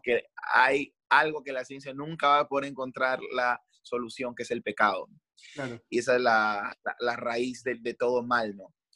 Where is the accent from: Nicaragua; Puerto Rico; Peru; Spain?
Peru; moved away as an adult; now in Santiago, Chile; como peruanos